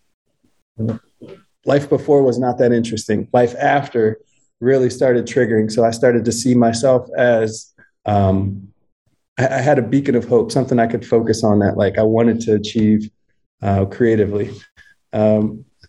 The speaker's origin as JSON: {"language": "English", "region": "Ohio", "country": "United States", "moved": "yes", "said": "I'm from Ohio"}